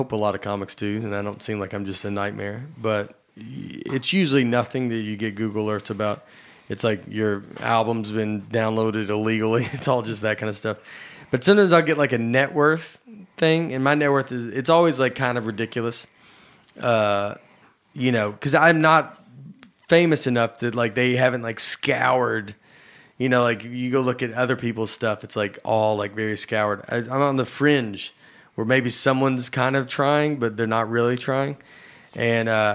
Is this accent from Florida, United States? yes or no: no; Old Hickory, Tennessee, United States; also born or lived in Nashville, Tennessee; I'm from Old Hickory, Tennessee, and was also raised there